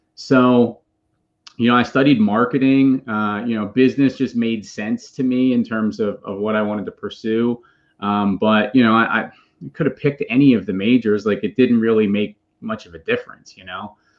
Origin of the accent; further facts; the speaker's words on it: Philadelphia, Pennsylvania, United States; now in Charlotte, United States; I'm from the Greater Philadelphia area. I live with my family now in Charlotte, North Carolina.